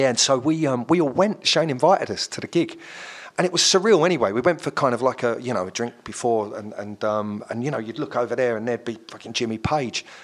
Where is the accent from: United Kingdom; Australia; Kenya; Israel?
United Kingdom; London; I'm from South London, you know. I grew up in kind of Kennington